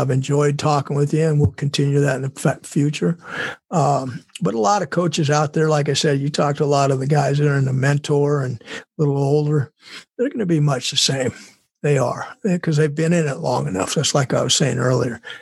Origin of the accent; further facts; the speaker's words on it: California, United States; moved away; my hometown's there